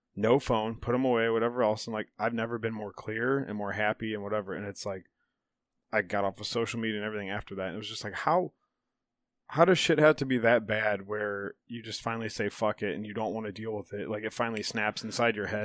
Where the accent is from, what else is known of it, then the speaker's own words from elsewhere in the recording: Chippewa, United States; We grew up in Chippewa